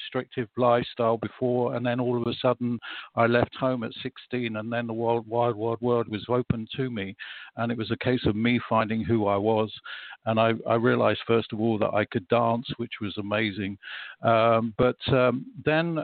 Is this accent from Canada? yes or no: no; London, United Kingdom; moved away as an adult; also born or lived in Bath, Somerset; now in Greece; I was originally from London. I lived there till I was 33